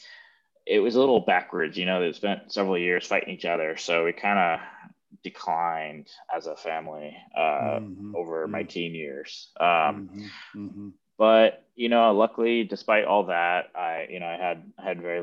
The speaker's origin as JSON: {"language": "English", "town": "Ventura", "region": "California", "country": "United States", "tie": "born or raised there", "said": "I grew up in Ventura, California, Southern California, but north"}